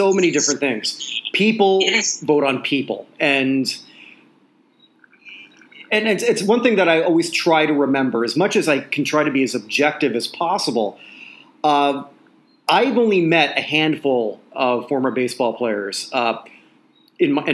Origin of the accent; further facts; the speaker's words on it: Canada; I'm just speaking as a Canadian, going from Canada to the U.S.